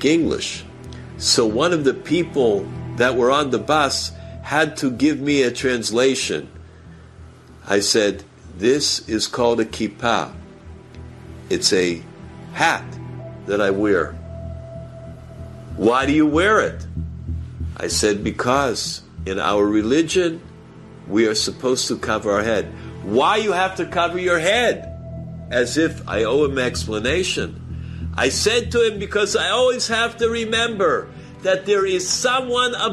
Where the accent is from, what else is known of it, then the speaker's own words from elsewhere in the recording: New York, United States; I'm from New York, from the United States.